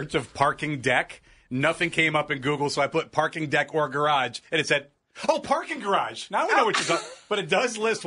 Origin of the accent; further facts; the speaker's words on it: Akron, Ohio, United States; moved away as an adult; also born or lived in Cleveland area, Ohio; I'm from Northeast Ohio. I was born and raised in Akron in Firestone Park, and I moved up to the Cleveland area, 40 miles north